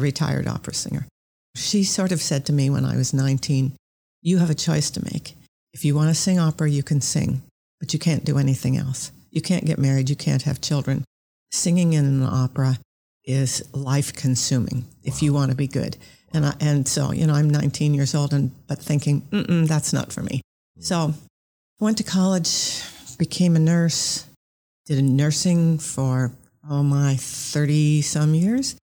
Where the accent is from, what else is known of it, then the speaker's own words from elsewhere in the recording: Orcas Island, Washington, United States; I grew up on Orcas Island, which is off of Washington State